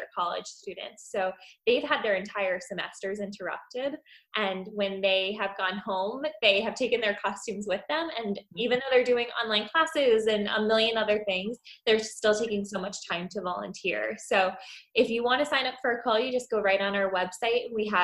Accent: Pennsylvania, United States; I grew up in Pennsylvania

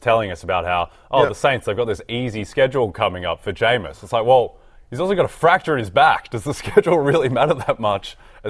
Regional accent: Australia; accent: Australian; I'm from Australia

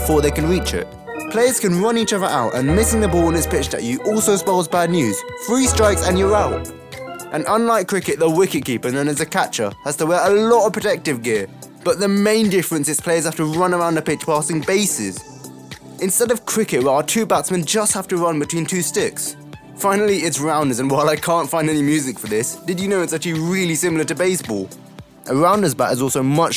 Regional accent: United Kingdom; we in the UK love a good game of cricket

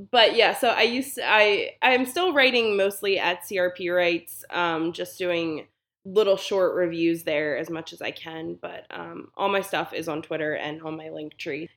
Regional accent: Baltimore, Maryland, United States; I am from Baltimore

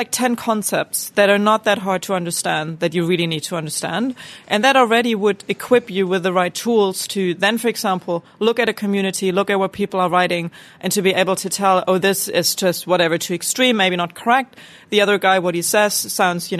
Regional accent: Germany; growing up in Germany

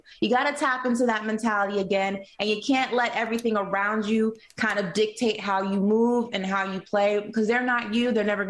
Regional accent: New York City, New York, United States; being a New Yorker

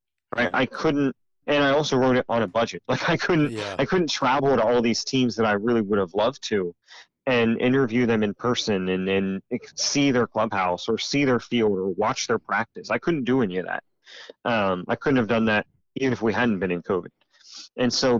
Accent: United States; as Americans, and especially as American men

